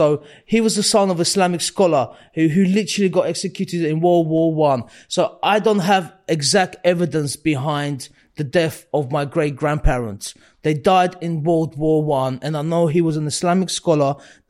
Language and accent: English; Baku, Azerbaijan; born there; So, I was born in 86 in Baku. It's the capital of Azerbaijan.